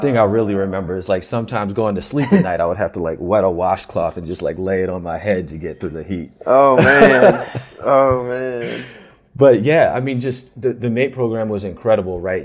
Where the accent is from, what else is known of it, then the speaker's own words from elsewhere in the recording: Philadelphia, Pennsylvania, United States; I grew up in the Philadelphia area